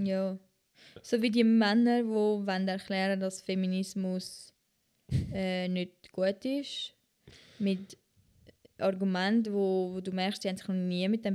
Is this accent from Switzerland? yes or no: yes; Switzerland; als Schweizerin